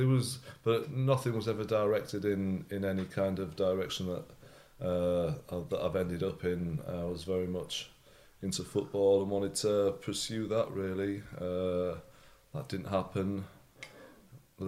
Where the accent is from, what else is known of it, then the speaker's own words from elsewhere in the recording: Hull, Yorkshire and the Humber, United Kingdom; now in London, United Kingdom; I was brought up in Hull in the north of England